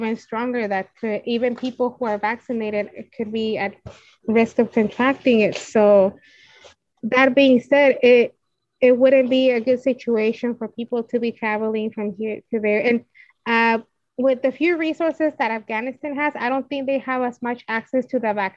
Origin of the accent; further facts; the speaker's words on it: United States; we're American